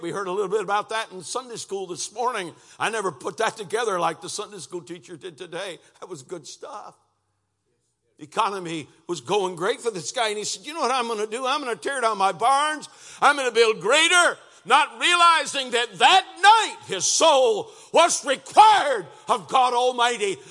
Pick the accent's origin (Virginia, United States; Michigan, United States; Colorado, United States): Michigan, United States; Lansing; moved away as an adult; now in Cincinnati, United States; we moved from Lansing, Michigan to near Cincinnati, Ohio. Three hundred and thirty miles away from where my wife was born and where I'd grown up